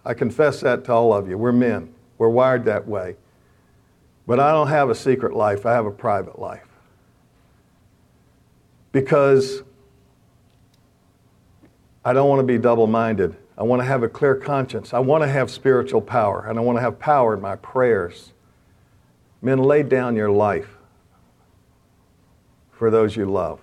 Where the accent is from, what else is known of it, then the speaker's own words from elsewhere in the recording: the South, United States; now in Washington, D.C., United States; I'm a Southerner